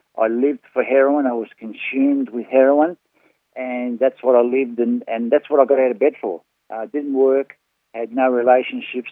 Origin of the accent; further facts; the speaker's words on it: Northcote, Victoria, Australia; I grew up in Northcote